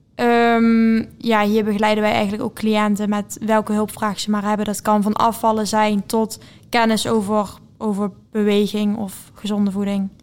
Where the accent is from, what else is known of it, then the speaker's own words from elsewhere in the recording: Venlo, Limburg, Netherlands; 20 jaar en ik kom uit Venlo